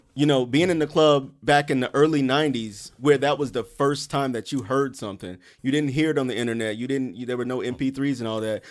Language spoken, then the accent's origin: English; Columbia, South Carolina, United States; now in Brooklyn, United States; I'm from Columbia, South Carolina